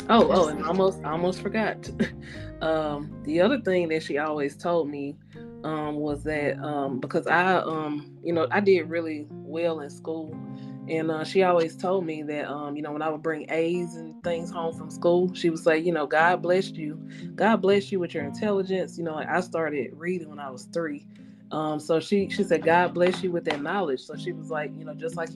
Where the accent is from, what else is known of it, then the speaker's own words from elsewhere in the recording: Louisiana, United States; moved away; also born or lived in Birmingham; I'm from Louisiana.